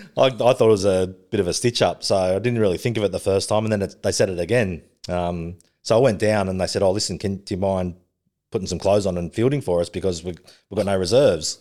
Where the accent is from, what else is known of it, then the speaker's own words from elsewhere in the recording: Sydney, New South Wales, Australia; also born or lived in Melbourne; I grew up in Western Sydney.